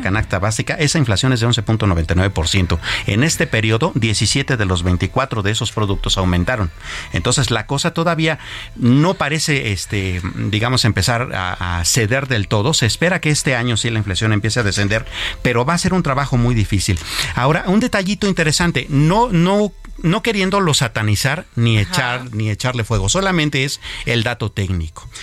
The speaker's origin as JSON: {"language": "Spanish", "country": "Mexico", "said": "como mexicanos"}